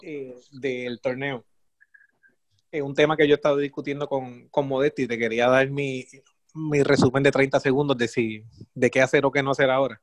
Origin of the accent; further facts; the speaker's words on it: Puerto Rico; como puertorriqueño